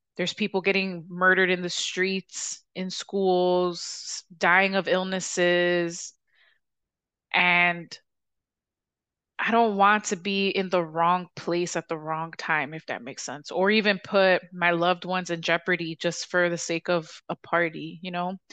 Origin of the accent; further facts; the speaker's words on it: Chicago, Illinois, United States; I'm from the South Side